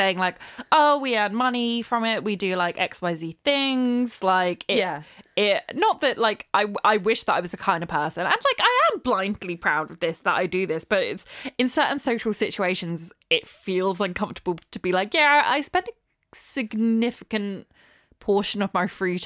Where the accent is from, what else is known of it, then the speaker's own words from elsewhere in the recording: United Kingdom; we're British